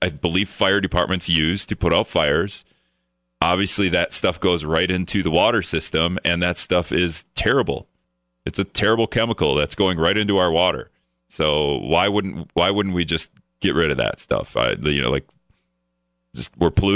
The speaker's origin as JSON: {"language": "English", "region": "Wisconsin", "country": "United States", "moved": "yes", "lives_now": "Minnesota, United States", "said": "I live in Minnesota. I'm from Wisconsin, so my whole family lives in Wisconsin."}